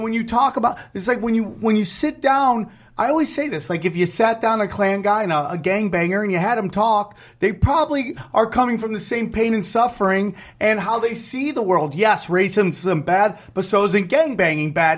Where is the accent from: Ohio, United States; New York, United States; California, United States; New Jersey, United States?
New York, United States; Syracuse; moved away; the Syracuse Funny Bone, my hometown